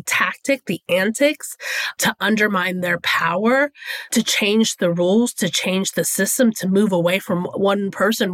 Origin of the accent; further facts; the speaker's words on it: Texas, United States; I'm from Texas.